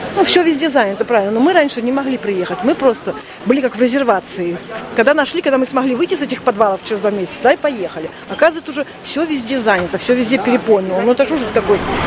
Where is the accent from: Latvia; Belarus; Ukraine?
Ukraine; Mariupol, Donetsk Oblast; moved away as an adult; И семья мы из Мариуполя